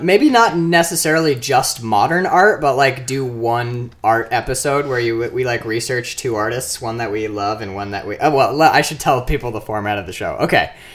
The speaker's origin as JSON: {"language": "English", "town": "Marquette", "region": "Michigan", "country": "United States", "said": "I'm from Marquette, Upper Michigan."}